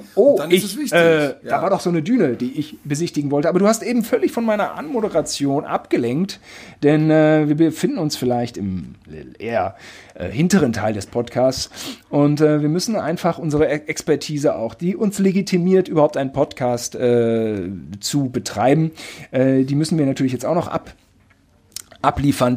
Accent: Germany; ich bin Deutscher

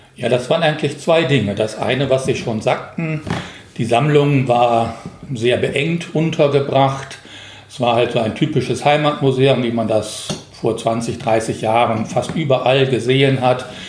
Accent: Rhineland, Germany; moved away as an adult; now in Korbach, Germany; Ich komme ja aus dem Rheinland

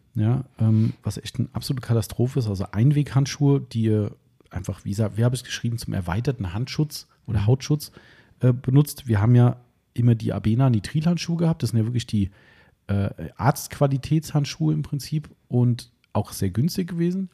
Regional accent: Hesse, Germany; accent: Hessian; meinen hessischen Dialekt

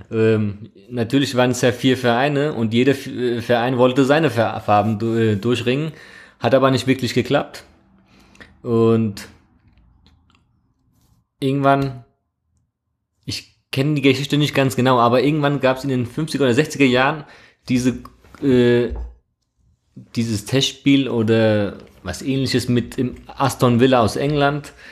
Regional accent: Trabzon, Turkey; Genau, ich bin ursprünglich aus Trabzon, aus der Schwarzmeerküstenstadt in der Türkei, Grenzgebiet Georgien.

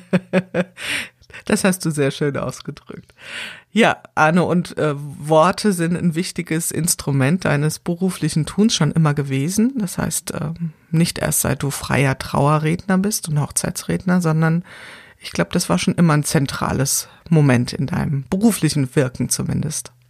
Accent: Wiesbaden, Hesse, Germany; ich komme ja hier aus Wiesbaden

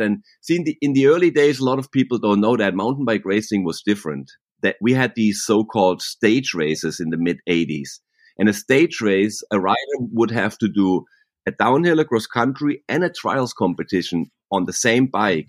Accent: Germany near Freiburg, Baden-Württemberg, Germany; accent: German; English is a second language; also born or lived in Laguna, California, United States; now in Laguna Beach, United States; I'm actually born and raised in Germany near Freiburg, and my mom was German, and I have a German tongue, what they say, like a German accent

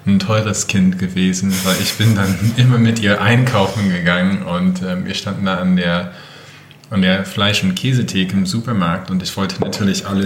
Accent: Michigan, United States; Also ich bin halb Mexikaner. {S1} Mhm. {S0} Ähm, und ich bin tatsächlich mit der Küche aufgewachsen. Also ich bin in Michigan, äh, in der Nähe von Detroit aufgewachsen und dort ist es so ländlich

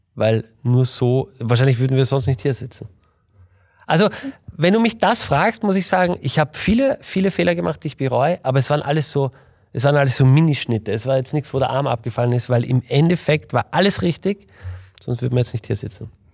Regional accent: Vienna, Austria; ich komme aus Wien

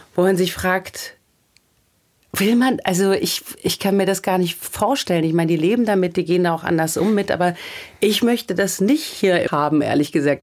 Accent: Michelstadt, Hesse, Germany; moved away; in meiner Heimatstadt Michelstadt

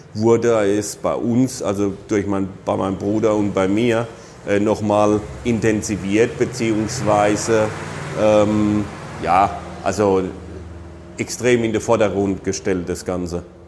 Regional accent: Rhineland-Palatinate, Germany; bei uns in der Pfalz

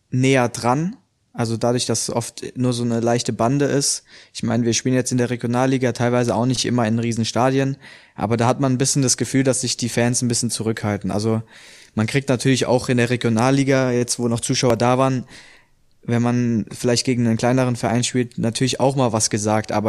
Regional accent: Hesse, Germany; also ich komme ja ursprünglich aus der Nähe von Frankfurt.

